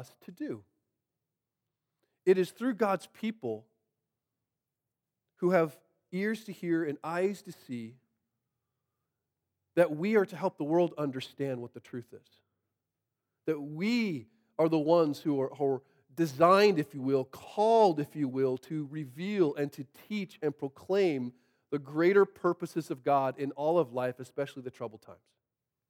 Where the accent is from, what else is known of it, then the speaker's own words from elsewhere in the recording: Monroe, Washington, United States; I grew up in Monroe